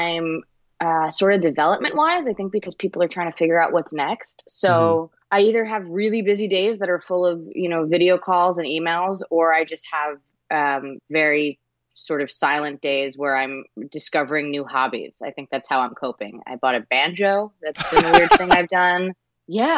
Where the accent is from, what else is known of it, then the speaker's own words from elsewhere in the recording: Toms River, New Jersey, United States; moved away as an adult; also born or lived in New York; now in Los Angeles, United States; I'm from New Jersey. I'm from Toms River, New Jersey. And I moved to New York when I was 18